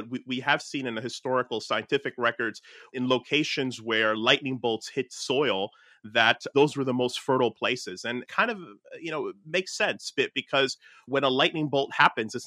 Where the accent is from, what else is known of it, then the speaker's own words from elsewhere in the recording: Newark, New Jersey, United States; my hometown of like Newark, New Jersey